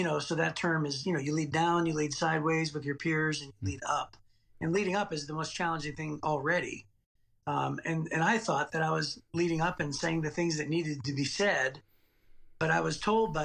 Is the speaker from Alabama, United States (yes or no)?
no; Youngstown, Ohio, United States; now in Clinton Township, Michigan, United States; I grew up in Youngstown, Ohio